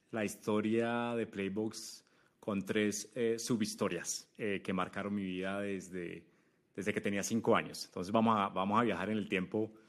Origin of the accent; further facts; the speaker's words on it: Manizales, Caldas, Colombia; moved away as an adult; yo me fui a Chile, yo soy colombiano de una ciudad que se llama Manizales, en, las montañas de Colombia. Me fui a Chile eh, una vez eh, me gradué de la universidad como ingeniero de sistemas.